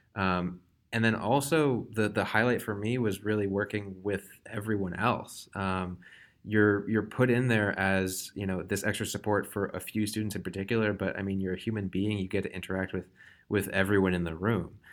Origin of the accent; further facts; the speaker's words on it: Wellesley, Massachusetts, United States; I'm from Wellesley, Massachusetts